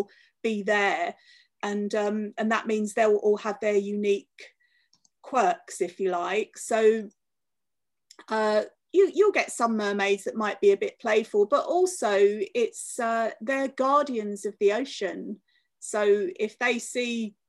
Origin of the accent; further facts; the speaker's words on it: London, United Kingdom; moved away as an adult; also born or lived in Cornwall; I was born in London, I lived in London until I was 20, and then I moved to Cornwall